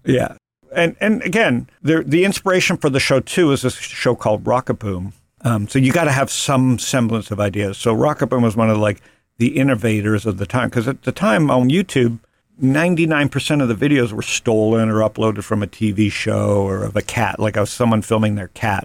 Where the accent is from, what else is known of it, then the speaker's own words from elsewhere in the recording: Toronto, Ontario, Canada; When I grew up in Toronto in the seventies and early eighties, my formative teen years